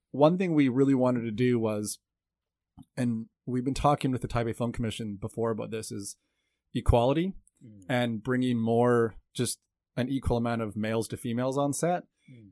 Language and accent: English; Canada; moved away as an adult; now in Taiwan; I'm a Canadian born cinematographer, director, producer. I came to Taiwan when I was 20 years old